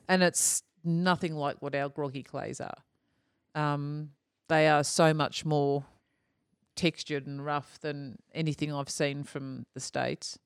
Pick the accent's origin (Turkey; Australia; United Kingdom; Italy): Australia; being Australian too